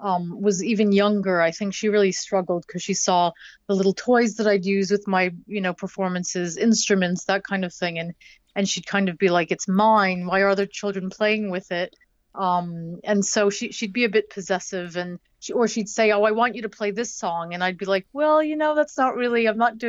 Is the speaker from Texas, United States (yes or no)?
no; Boston, Massachusetts, United States; I'm originally from Boston. I don't have a Boston accent, as you can probably tell.